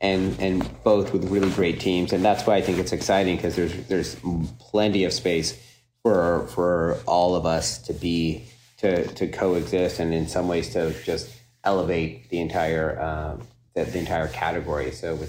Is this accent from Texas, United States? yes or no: yes; Texas, United States; As a Texan, as you know, mm-hmm.